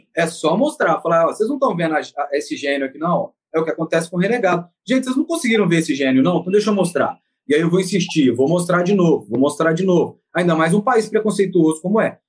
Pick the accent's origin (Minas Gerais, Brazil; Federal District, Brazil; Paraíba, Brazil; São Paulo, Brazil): Minas Gerais, Brazil; Belo Horizonte; now in Rio de Janeiro, Brazil; numa cidade que não é a minha, porque eu sou de Belo Horizonte